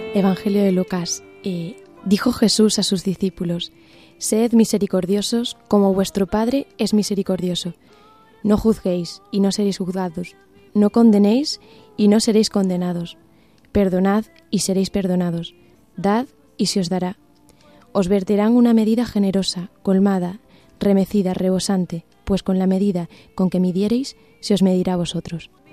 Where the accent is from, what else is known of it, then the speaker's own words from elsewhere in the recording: Castuera, Extremadura, Spain; moved away as an adult; now in Cáceres, Spain; Soy de Castuera, pero bueno, ya llevo casi 10 años aquí en Cáceres